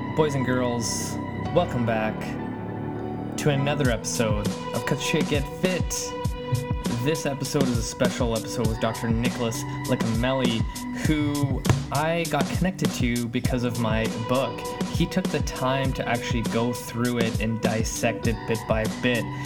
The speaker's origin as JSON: {"language": "English", "town": "Langley", "region": "British Columbia", "country": "Canada", "tie": "born or raised there", "also_born_or_lived": "Poland", "said": "kind of like in the suburbs, so I'm like 40 minutes away from downtown Vancouver"}